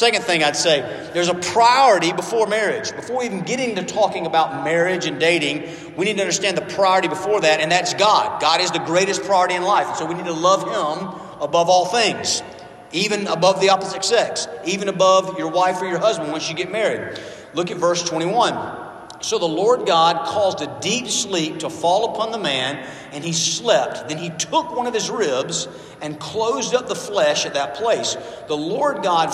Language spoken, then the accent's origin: English; Georgia, United States; moved away as an adult; also born or lived in Birmingham, Alabama; I grew up in Georgia